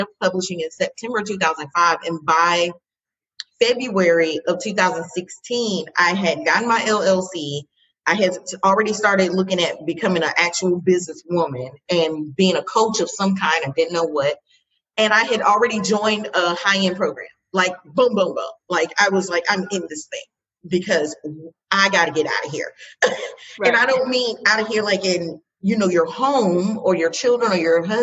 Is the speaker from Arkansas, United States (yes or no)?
no; Fort Lauderdale, Florida, United States; I'm from Fort Lauderdale. That's like my favorite place.